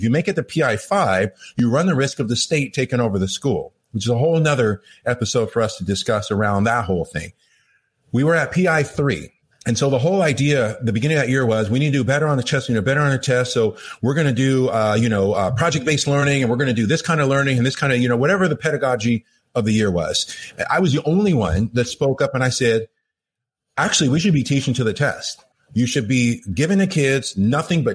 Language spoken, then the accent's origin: English; Los Angeles, California, United States; first language English; I grew up in Los Angeles